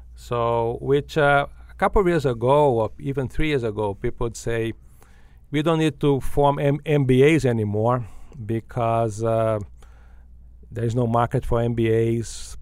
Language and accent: English; Brazil; moved away as an adult; now in United States; I grew up in Brazil